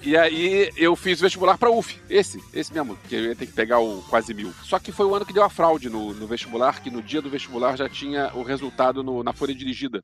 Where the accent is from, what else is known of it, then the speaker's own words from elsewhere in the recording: Rio de Janeiro, Brazil; moved away; eu tinha 14 anos, eu me mudei pro Rio, de volta, eu nasci no Rio, mas eu voltei pro Rio